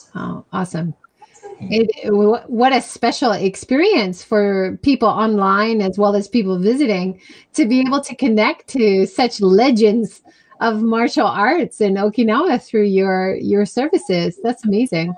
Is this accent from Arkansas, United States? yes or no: no; Hawaii, United States; I grew up in Hawaii